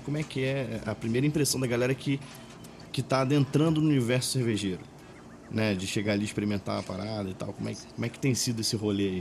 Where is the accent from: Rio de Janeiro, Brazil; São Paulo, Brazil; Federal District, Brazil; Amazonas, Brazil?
Rio de Janeiro, Brazil; Maricá; moved away as an adult; also born or lived in Pará; now in Belo Horizonte, Brazil; sou paraense, crescido, no, criado no Rio de Janeiro, em Maricá, Rio de Janeiro, agora 10 anos já morando em Minas Gerais